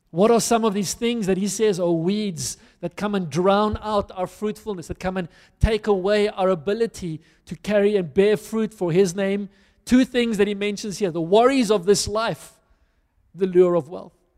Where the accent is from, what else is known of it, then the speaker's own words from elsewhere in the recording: South Africa; I'm a South African